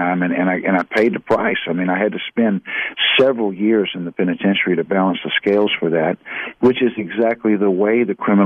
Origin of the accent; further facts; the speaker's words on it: Houston, Texas, United States; I grew up in southeast Houston, Texas